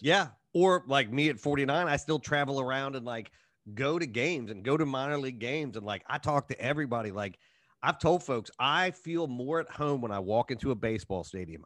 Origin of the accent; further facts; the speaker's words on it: Cincinnati, Ohio, United States; moved away; my hometown baseball team